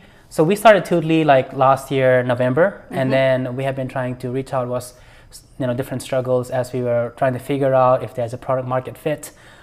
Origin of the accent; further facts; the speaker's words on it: India; now in United States; or now I feel like, you know, I'm American, but at the same time, just being able to do it, having the freedom and the opportunities